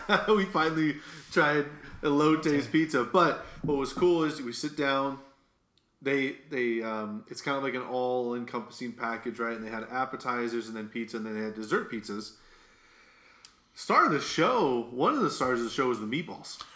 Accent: Midwest, United States; you can tell I'm from the Midwest just by saying

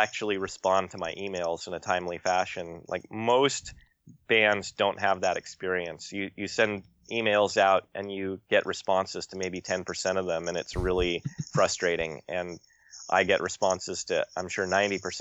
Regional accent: Corvallis, Oregon, United States; I grew up in outside Corvallis in the late 80s, early 90s.

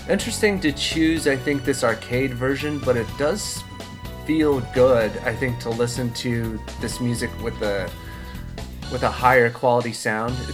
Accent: Midwest, United States; I'm from the Midwest, and there is a GameWorks outside of Chicago that had a deluxe cabinet of Outrun 2.

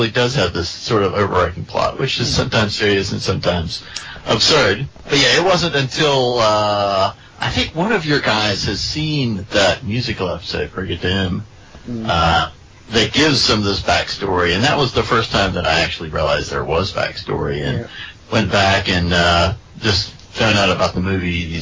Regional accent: United States; I am from the colonies, also known as the United States of America

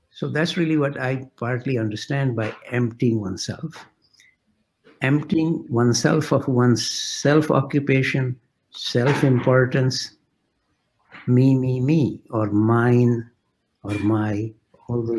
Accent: India; moved away as an adult; now in Canada; I was coming from India.

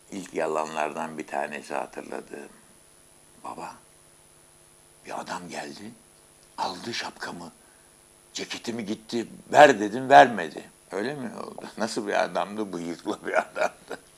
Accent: Kırıkkale, Turkey; also born or lived in İzmit; 1936'nın 1 Şubat'ında İzmit'in Bahçecik nahiyesinde doğdum, doğmuşum diyelim, doğdum diyemem, doğmuşum. Kırıkkale'de çocuklarla su satarken babamın, annemin bana giydirdiği yeni ceketi ve şapkamı bir yere atmışım.

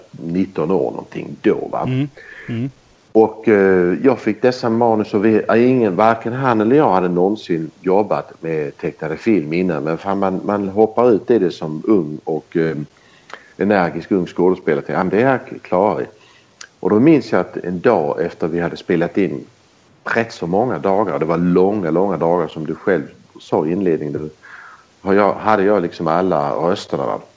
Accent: Belgium; born there; Jag har aldrig bott i Sverige. Jag är inte född i Sverige. Jag är född i Belgien. När mina föräldrar var utstationerade där.

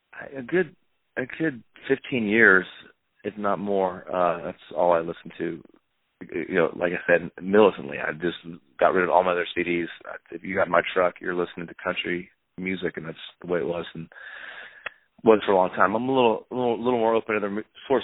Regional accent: Arizona, United States; moved away; also born or lived in Vermont / Nashville; growing up in Arizona with my dad

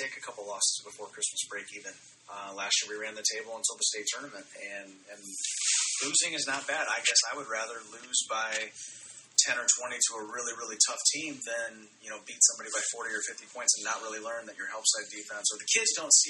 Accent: Eastern Iowa, United States; I grew up in Eastern Iowa

